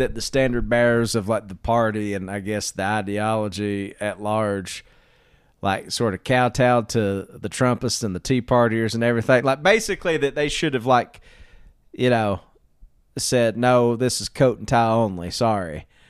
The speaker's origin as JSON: {"language": "English", "region": "the South", "country": "United States", "tie": "born or raised there", "said": "as a young white man growing up in the South"}